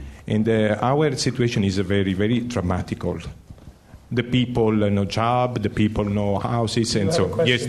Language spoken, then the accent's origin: English; Apulia, Italy; English is a second language; I'm from South Italy, Apulia region, famous California of the Mediterranean area.